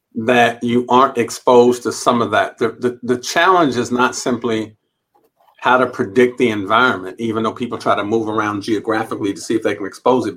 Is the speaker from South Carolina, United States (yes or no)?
no; Los Angeles, California, United States; also born or lived in St. Albans, Queens, New York; we moved out to Los Angeles, California, which is where my grandmother, her mother was. Okay. And uh, we grew up